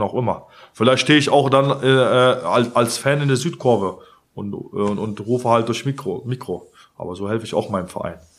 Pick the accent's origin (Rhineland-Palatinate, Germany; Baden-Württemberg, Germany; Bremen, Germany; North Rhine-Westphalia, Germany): North Rhine-Westphalia, Germany; Cologne; ich bin halt Kölner und ich bin halt FC